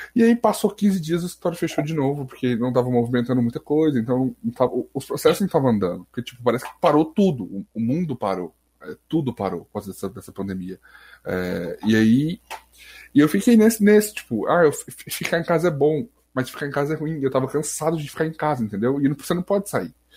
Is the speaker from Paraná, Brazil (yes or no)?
no; Goiás, Brazil; aqui, é tipo, em Goiás, eu sou de Goiás